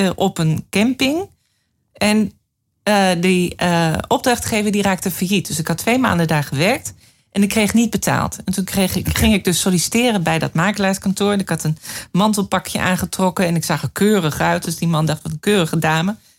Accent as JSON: {"language": "Dutch", "town": "Leeuwarden", "region": "Friesland", "country": "Netherlands", "tie": "born or raised there", "also_born_or_lived": "Amsterdam / Brussels", "moved": "as an adult", "said": "ik eh, ben alleen ehm, de eerste 18 jaar wel groot geworden in Leeuwarden."}